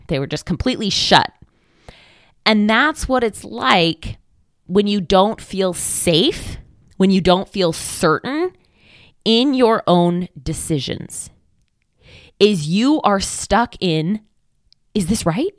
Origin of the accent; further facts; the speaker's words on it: Oregon, United States; I'm from Oregon